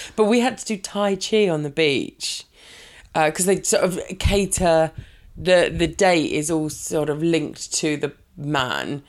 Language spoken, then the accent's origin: English; Brighton, South East England, United Kingdom; moved away as an adult; now in Worthing, United Kingdom; I'm from Brighton